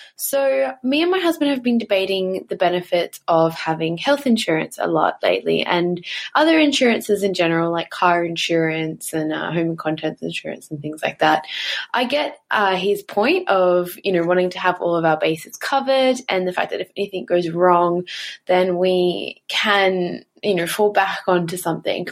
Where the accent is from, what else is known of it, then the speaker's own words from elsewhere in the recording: Australia; I'm actually from Australia